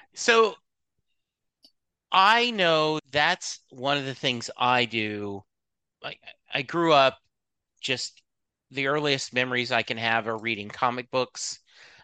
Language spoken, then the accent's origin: English; Lake Charles, Louisiana, United States; now in Dallas, United States; But I grew up in Lake Charles, Louisiana.